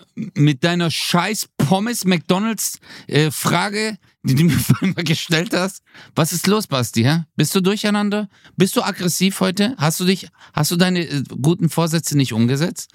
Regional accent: Swabia, Germany; ich bin Schwabe

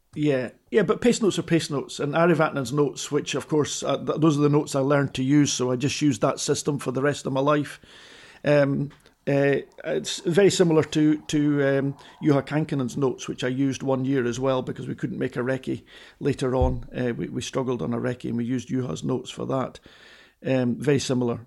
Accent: Edinburgh, Scotland, United Kingdom; I was a kid from Edinburgh

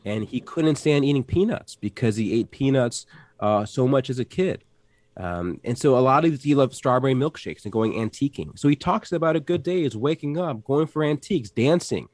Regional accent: Atlanta, Georgia, United States; I grew up in Atlanta

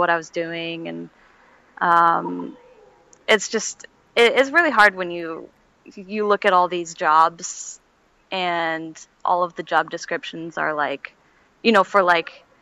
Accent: Seattle, Washington, United States; I'm from the Seattle area

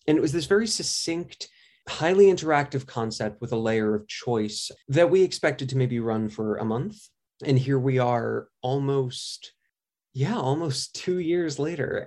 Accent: New York, United States; I grew up in New York

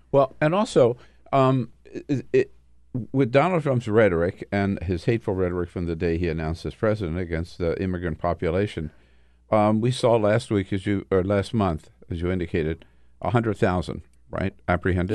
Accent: California, United States; I'm from California

